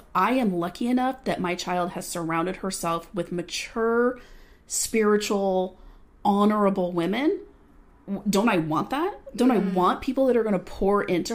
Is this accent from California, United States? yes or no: yes; Southern California, United States; Born and raised in Southern California